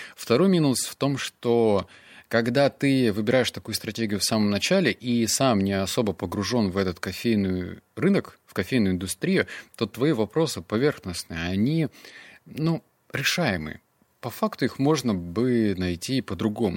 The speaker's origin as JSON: {"language": "Russian", "town": "Novosibirsk", "region": "Novosibirsk Oblast", "country": "Russia", "said": "Я из Новосибирска"}